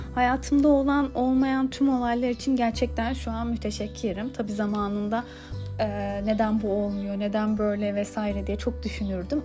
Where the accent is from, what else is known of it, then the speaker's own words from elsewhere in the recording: Istanbul, Turkey; Ben İstanbul'da doğdum büyüdüm.